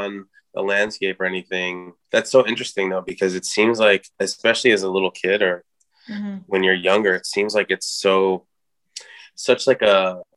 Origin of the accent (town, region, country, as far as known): New York City, New York, United States; born or raised there; also born or lived in Dominican Republic